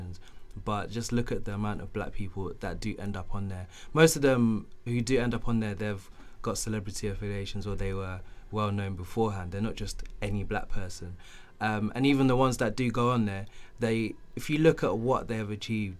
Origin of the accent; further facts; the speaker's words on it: Canterbury, South East England, United Kingdom; also born or lived in Zimbabwe; I grew up in Canterbury